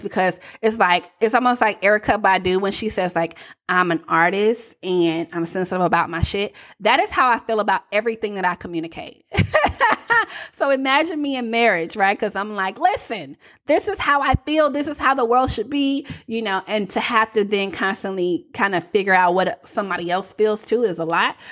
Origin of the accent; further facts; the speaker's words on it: the South, United States; accent: Southern; I was a little too Southern